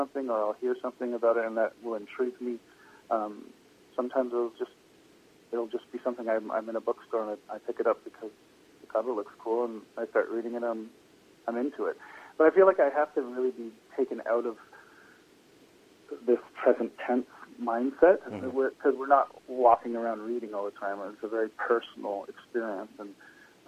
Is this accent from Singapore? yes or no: no; Toronto, Ontario, Canada; moved away; also born or lived in British Columbia; I'm from Toronto